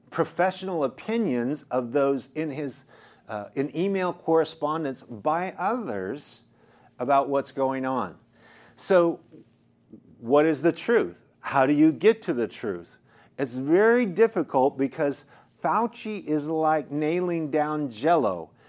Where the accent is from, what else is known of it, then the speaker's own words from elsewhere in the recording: United States; as an American